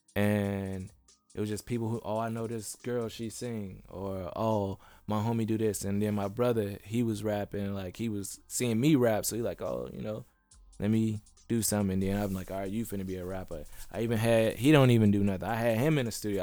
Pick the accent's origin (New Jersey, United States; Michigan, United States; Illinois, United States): Illinois, United States; Bellwood; moved away as an adult; also born or lived in Chicago, United States / Atlanta, United States; now in California, United States; I'm from Chicago. Uh, I moved out of the inner city when I was young, and we moved all over the place, and we landed up in Bellwood. Mm-hmm. Um, and I lived there majority of my life